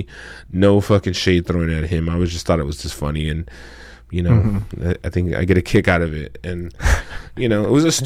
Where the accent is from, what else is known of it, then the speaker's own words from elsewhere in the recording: Central California, United States; moved away as an adult; now in Los Angeles, United States; I'm from California, of Central California